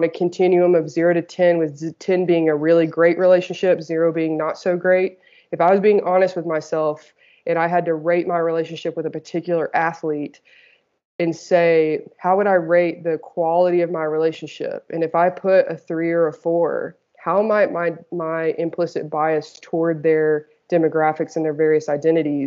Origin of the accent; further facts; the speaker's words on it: the South, United States; I grew up in the South in the United States in a Southern Baptist religion